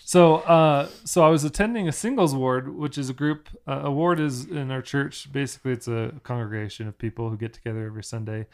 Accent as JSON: {"language": "English", "town": "Orlando", "region": "Florida", "country": "United States", "tie": "born or raised there", "moved": "yes", "said": "people that I grew up with in Orlando at, at church"}